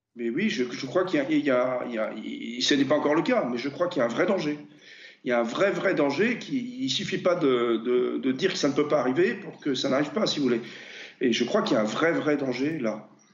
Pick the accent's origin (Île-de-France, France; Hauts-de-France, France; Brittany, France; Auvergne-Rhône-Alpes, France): Brittany, France; je suis breton